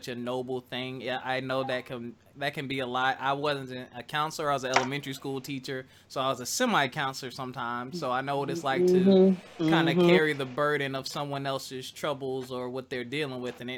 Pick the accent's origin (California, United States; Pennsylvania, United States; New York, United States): Pennsylvania, United States; Philadelphia; moved away; I grew up in Northeast Philly. I used to live like 5 minutes from Franklin Mills Mall